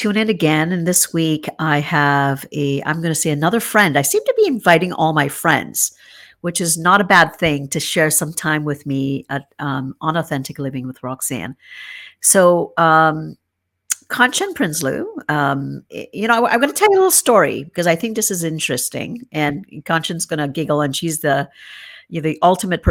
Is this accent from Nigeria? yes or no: no; Trinidad & Tobago; now in Canada; I'm from Trinidad and Tobago, and I know that's my nationality, but my background is Middle Eastern and Indian, and your nationality obviously is Canadian, now that mine is as well.